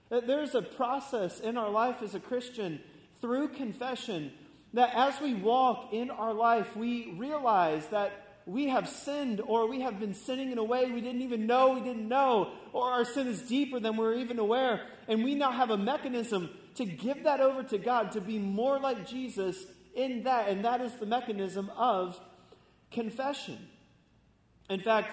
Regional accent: Florida, United States; I grew up in Florida, surfing and skating

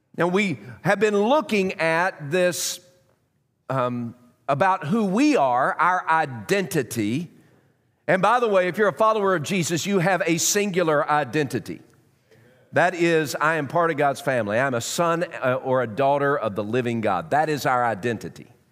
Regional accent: Knoxville, Tennessee, United States; I was born in Knoxville. My extended family is from Knoxville. I'm a South Knoxvillian

